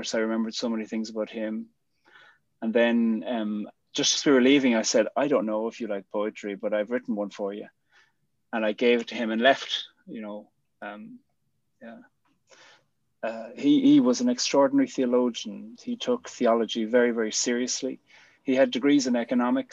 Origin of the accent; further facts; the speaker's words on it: Cork, Munster, Ireland; moved away; also born or lived in Belfast; I'm from Cork